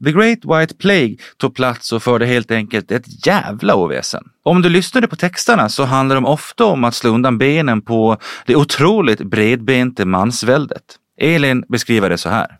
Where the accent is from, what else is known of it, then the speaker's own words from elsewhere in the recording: Gotland, Sweden; som vi gotlänningar säger